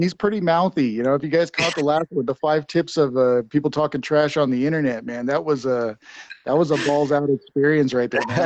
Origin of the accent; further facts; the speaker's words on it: Farmington, New Mexico, United States; also born or lived in Sacramento / Las Vegas; in farmington in, in my hometown